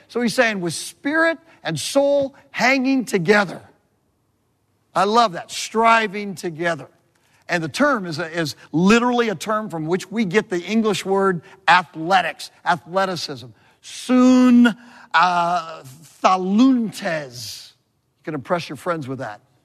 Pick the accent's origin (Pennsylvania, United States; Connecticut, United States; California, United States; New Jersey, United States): California, United States; Southern; moved away; I'm from Southern California